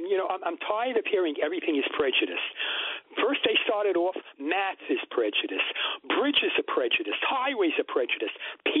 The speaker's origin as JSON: {"language": "English", "country": "United Kingdom", "said": "I'm British."}